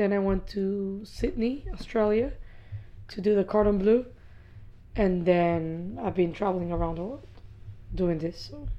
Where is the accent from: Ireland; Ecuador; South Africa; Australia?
Ecuador; Quito, Pichincha; moved away as an adult; now in Miami, United States; I was born in Quito, Ecuador.